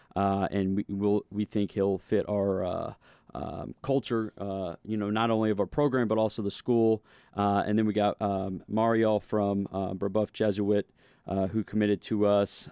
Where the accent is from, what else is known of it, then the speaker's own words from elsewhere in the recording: St. Louis, Missouri, United States; growing up in Saint Louis